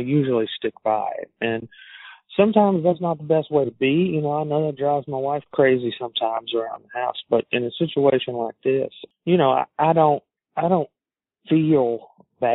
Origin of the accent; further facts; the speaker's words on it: Alabama, United States; accent: southern; I'm from Alabama and I have a southern accent